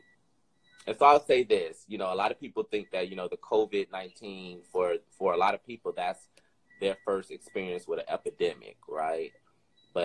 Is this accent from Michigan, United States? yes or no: yes; Detroit, Michigan, United States; now in Austin, United States; I'm from Detroit. Born and raised in Detroit.